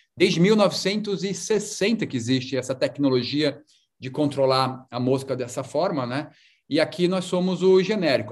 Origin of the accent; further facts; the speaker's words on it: Brazil; moved away as an adult; now in United States; como brasileiro